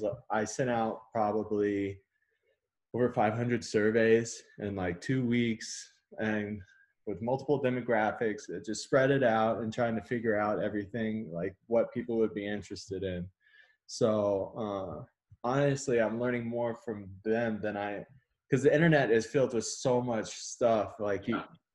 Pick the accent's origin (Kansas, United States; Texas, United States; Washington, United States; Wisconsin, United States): Texas, United States; moved away as an adult; now in Colorado, United States; I'm actually from Texas and I moved out here 2013